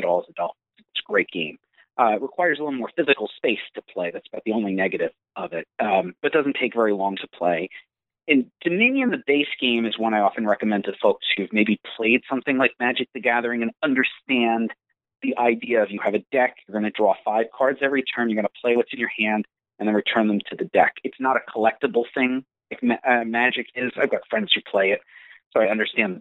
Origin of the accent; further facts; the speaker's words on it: Long Island, New York, United States; I was born and raised on Long Island